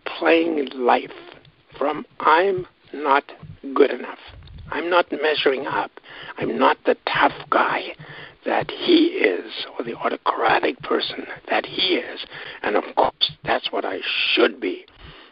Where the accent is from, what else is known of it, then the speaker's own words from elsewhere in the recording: Johannesburg, Gauteng, South Africa; now in Canada; grew up in South Africa. in fact, was born in Johannesburg